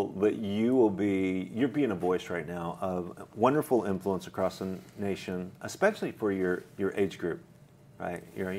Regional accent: Idaho, United States; moved away as an adult; now in California, United States; I'm from Idaho, where it's truly the land of the free and the home of the brave.

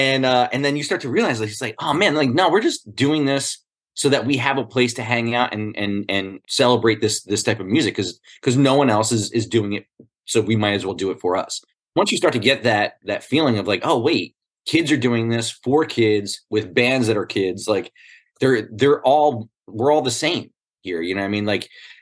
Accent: New Jersey, United States; growing up in Jersey

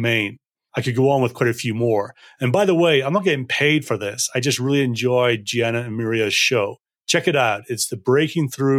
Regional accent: Scotland, United Kingdom; I'm also from Scotland, and we're a simple people

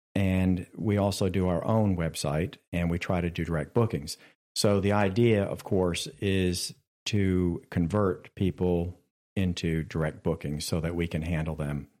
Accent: Richlands, North Carolina, United States; I grew up in Richlands, right down the street

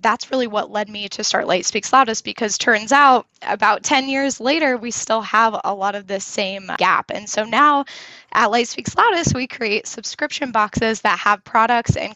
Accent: Indiana, United States; now in Denver, United States; I grew up in Indiana, Midwest girl, and then have moved around quite a bit

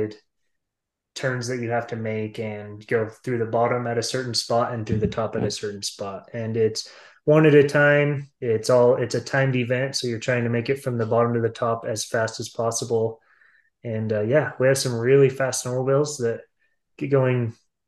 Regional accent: Star Valley, Wyoming, United States; I grew up in Star Valley, so lots of snow over here.

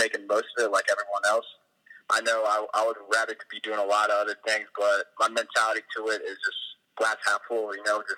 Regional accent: East Coast, United States; also born or lived in California; I was born on the East Coast, so I've lived on the East Coast my entire life

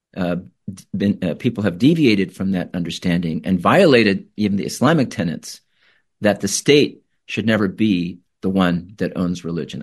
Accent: Tempe, Arizona, United States; moved away as an adult; also born or lived in Iraq / California; I grew up in Tempe, Arizona.

